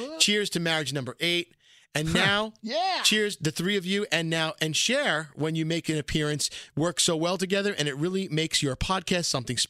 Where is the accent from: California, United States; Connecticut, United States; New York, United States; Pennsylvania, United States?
New York, United States; New York City; I am from Brooklyn.